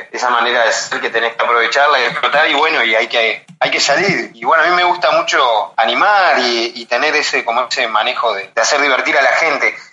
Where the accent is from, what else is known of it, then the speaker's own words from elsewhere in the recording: San José de Mayo, San José, Uruguay; accent: Uruguayan; also born or lived in Montevideo, Uruguay / Punta del Este, Uruguay; now in Guayaquil, Ecuador; mi ciudad natal también la extraño un montón en este momento. Claro, San José.